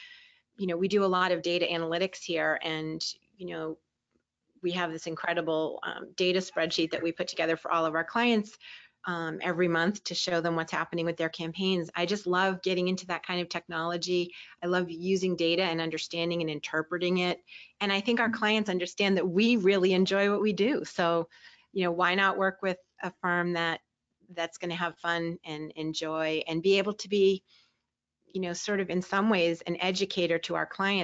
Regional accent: Boston, Massachusetts, United States; I grew up in the Boston area

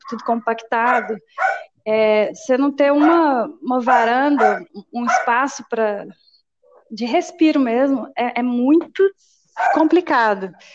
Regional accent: Minas Gerais, Brazil; Sou mineira

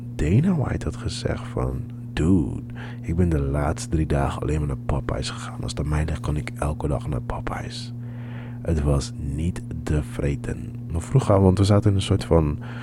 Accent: Amsterdam, North Holland, Netherlands; We zeggen: ja, Amsterdam.

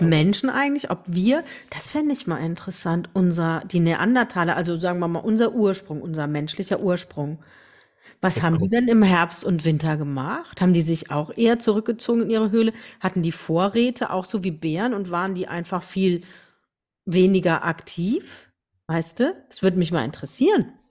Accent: Rhineland-Palatinate, Germany; also born or lived in Deidesheim; bei uns in der Pfalz

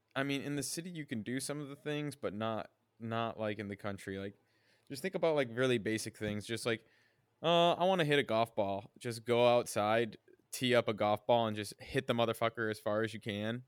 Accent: Michigan, United States; moved away; also born or lived in Hong Kong; I'm from Michigan. I'm from the Midwest

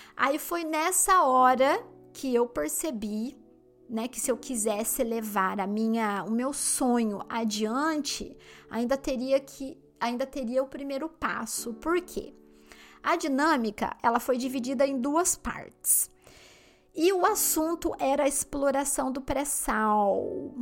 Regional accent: Limeira, São Paulo, Brazil; moved away as an adult; now in London, United Kingdom; na minha cidade onde eu nasci, no interior de São Paulo, Limeira

